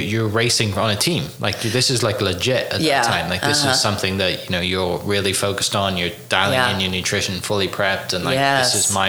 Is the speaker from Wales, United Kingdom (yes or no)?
yes; Wales, United Kingdom; now in Oklahoma City, United States; I'm from Wales in the UK originally.